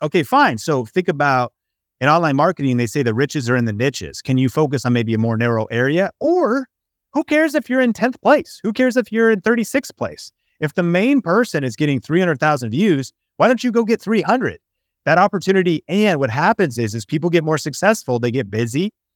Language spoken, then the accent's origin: English; Seattle, Washington, United States; growing up in Seattle, Washington, there was evergreen trees